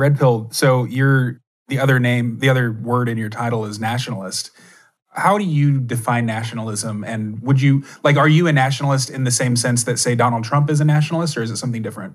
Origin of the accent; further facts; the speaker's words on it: Texas, United States; I grew up in Texas